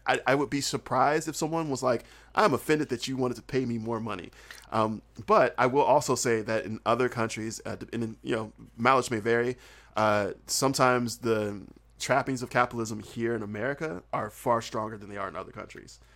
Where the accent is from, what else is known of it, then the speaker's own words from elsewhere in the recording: Southern United States, United States; accent: Southern; also born or lived in South Korea; I'm Southern and, and my accent is thick. It's very, very thick